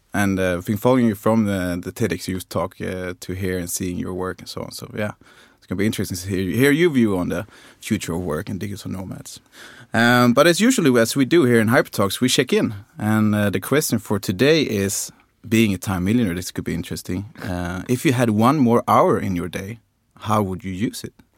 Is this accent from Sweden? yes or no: yes; Skåne, Sweden; I'm from Skåne